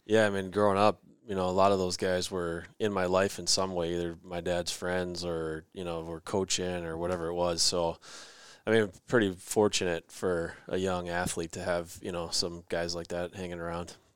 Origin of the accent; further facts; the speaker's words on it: Rochester, Minnesota, United States; kid growing up in Rochester, that that's kinda the team, right? That's the only team that's ever won a state championship out of our town